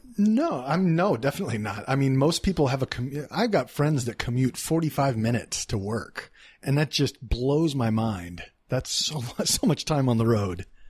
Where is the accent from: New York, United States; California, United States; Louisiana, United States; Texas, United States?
Texas, United States; Dallas; moved away; In Texas, I'm from Dallas